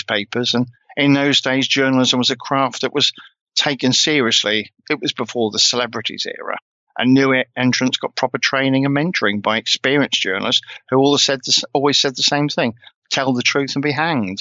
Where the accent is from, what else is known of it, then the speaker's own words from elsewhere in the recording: England, United Kingdom; being English